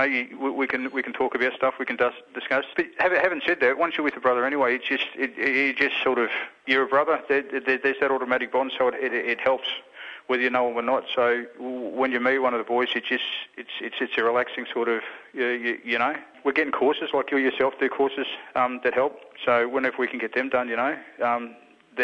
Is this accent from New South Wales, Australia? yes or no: no; Queensland, Australia; now in Victoria, Australia; I'm a Murray from Queensland. I've been in Victoria for the last 30 years.